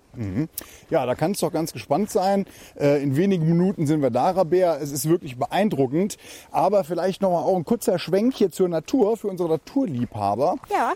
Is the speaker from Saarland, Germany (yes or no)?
yes; Saarland, Germany; hier bei uns im Saarland